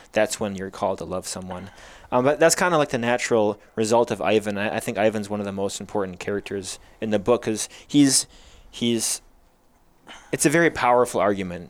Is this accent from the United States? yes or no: yes; Chesaning, Michigan, United States; moved away as an adult; also born or lived in Willmar, Minnesota; now in Wisconsin, United States; Then he took a call when I was, I think, around four years old to Chesaning, Michigan. And that's where I grew up